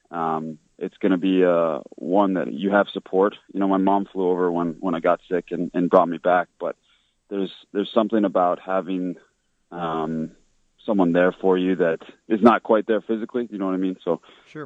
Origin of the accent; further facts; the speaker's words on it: Regina, Saskatchewan, Canada; I was born in Regina, Saskatchewan, very uh, Catholic area of Saskatchewan